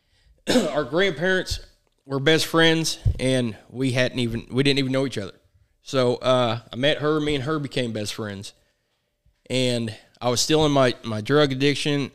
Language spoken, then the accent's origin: English; Chillicothe, Missouri, United States; I was born in Chillicothe, Missouri